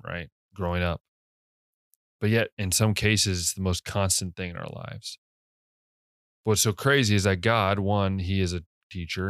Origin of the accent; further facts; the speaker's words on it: United States; as an American